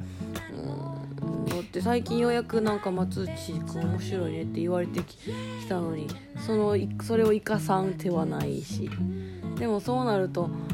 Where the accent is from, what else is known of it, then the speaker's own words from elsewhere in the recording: Kansai, Japan; accent: Kansai-ben; 関西弁を喋ってるから